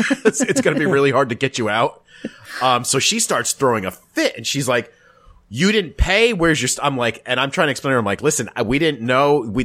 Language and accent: English; United States; Nope, but I certainly had something to do with the fact that I was American.